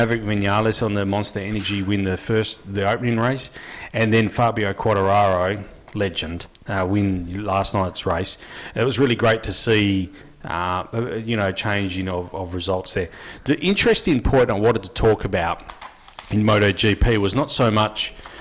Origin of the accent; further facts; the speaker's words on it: Australia; we're all Aussie